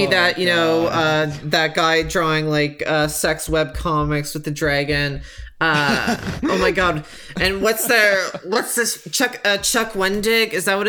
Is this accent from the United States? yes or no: no; Canada; which I found very offensive, you know, just like to my identity as a Canadian.